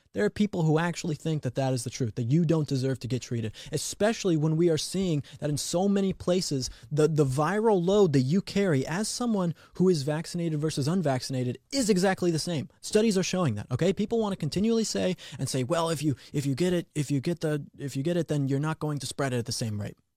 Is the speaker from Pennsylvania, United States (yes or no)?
no; Colorado, United States; Colorado, my home state